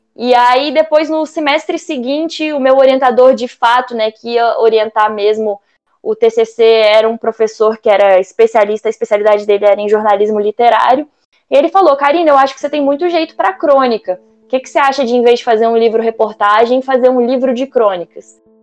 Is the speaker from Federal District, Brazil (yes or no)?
yes; Brasília, Federal District, Brazil; sou de Brasília